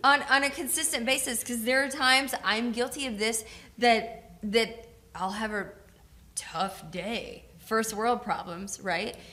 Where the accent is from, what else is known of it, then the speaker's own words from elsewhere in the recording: Georgia, United States; now in Tacoma, United States; I grew up in Georgia